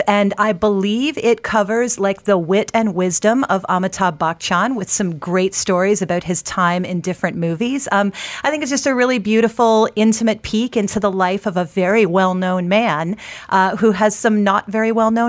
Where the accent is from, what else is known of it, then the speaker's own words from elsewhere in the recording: United States; I'm a Bollywood aficionado, but I'm an American.